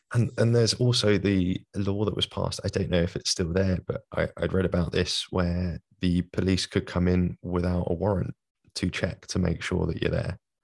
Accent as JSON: {"language": "English", "region": "London", "country": "United Kingdom", "accent": "London", "said": "as you can probably hear from my accent, from London"}